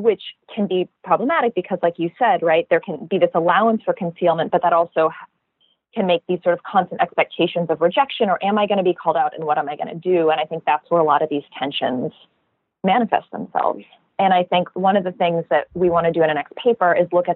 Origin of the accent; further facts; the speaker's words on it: California, United States; I'm from California